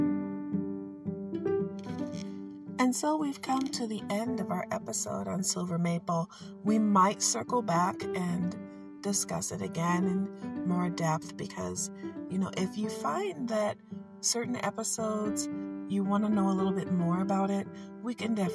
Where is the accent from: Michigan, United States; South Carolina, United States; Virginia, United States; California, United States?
Michigan, United States; Detroit; Since I live in Michigan and I am from Detroit, I grew up with Canada to my south